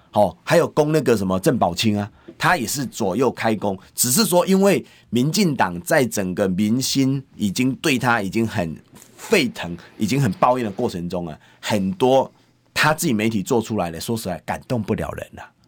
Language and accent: Chinese; Taoyuan, Taiwan; also born or lived in Taipei; 我在桃园长大，在桃园成，成长，那大学以后才来台北读政大，那我在桃园也是个好学生，我武林高中毕业